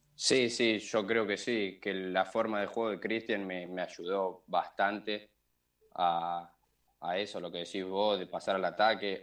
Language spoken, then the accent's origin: Spanish; Córdoba, Argentina; moved away; soy de Córdoba